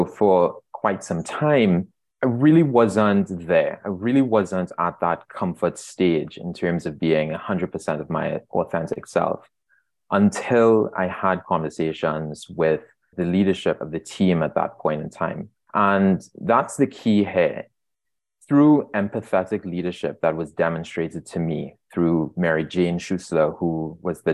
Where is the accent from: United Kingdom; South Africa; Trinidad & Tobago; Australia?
Trinidad & Tobago; moved away as an adult; now in Toronto, Canada; As you can hear in my voice, I was born and raised in Trinidad and Tobago